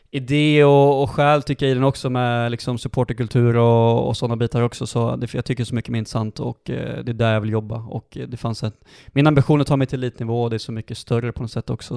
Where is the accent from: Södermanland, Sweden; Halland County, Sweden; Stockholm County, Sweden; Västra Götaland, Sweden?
Västra Götaland, Sweden; Dalsland; now in Sandviken, Sweden; sen så började jag gå tränarutbildningar hemma i Dalsland när jag var 15-16 år